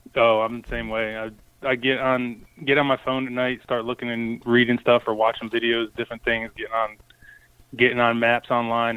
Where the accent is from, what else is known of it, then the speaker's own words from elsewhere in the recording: Connecticut, United States; now in Chesapeake, United States; I grew up in Connecticut